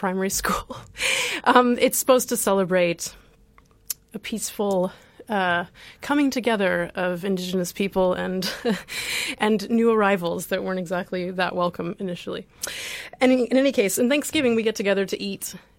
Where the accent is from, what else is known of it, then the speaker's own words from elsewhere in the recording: Midwest, United States; You can probably hear from my voice that I grew up in North America, in the U.S., in the middle of the U.S.